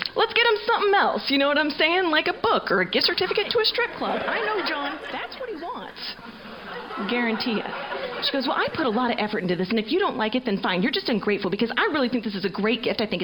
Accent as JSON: {"language": "English", "town": "Seattle", "region": "Washington", "country": "United States", "said": "I'm from Seattle"}